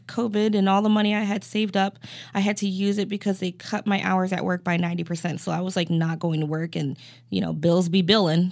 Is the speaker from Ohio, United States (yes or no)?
yes; Cleveland, Ohio, United States; Cleveland, Ohio